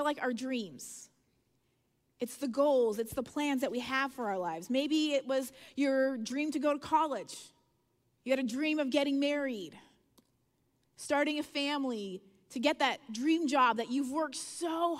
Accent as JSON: {"language": "English", "country": "Canada", "said": "I'm Canadian and I've lived, you know, in the north"}